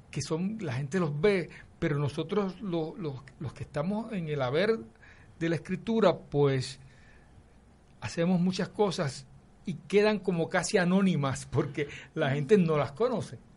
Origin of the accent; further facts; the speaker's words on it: Carolina, Puerto Rico; Eh, yo soy de Carolina, sí. De Carolina. De Country Club.